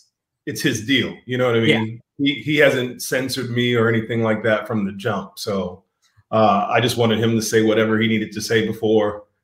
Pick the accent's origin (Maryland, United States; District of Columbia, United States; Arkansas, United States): District of Columbia, United States; Washington; also born or lived in Long Beach, California; now in Glendale, United States; I was born in Long Beach, California, but I was raised in D.C. The metropolitan area